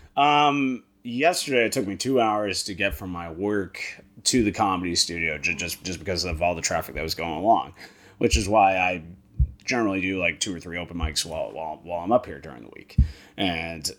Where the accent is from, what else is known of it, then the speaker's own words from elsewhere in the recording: Hyannis, Massachusetts, United States; I am from Cape Cod, Massachusetts. I was born in Hyannis